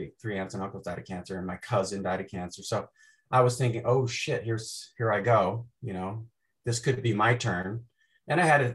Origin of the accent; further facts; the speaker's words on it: Chillicothe, Illinois, United States; I grew up in a really small town in Illinois, near Peoria